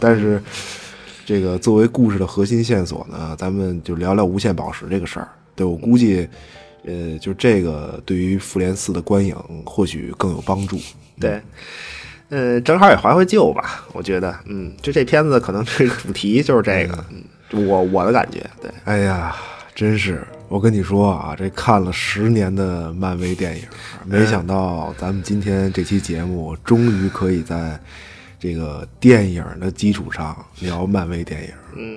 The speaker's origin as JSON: {"language": "Chinese", "region": "Beijing", "country": "China", "accent": "京腔 (Beijing accent)", "said": "我这一京腔儿说书人"}